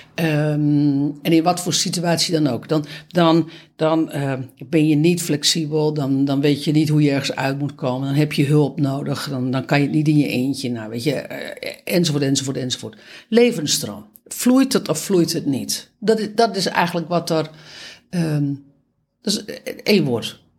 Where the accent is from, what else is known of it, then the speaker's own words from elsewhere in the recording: Netherlands; voor ons als Nederlander